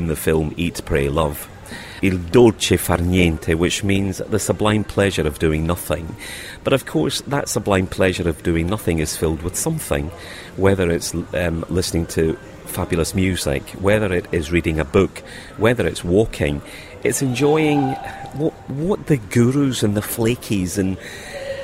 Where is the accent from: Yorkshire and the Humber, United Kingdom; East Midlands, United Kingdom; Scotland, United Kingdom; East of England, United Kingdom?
Scotland, United Kingdom; Glasgow; moved away; And we came from Glasgow, where the kind of Catholic-Protestant divide was huge.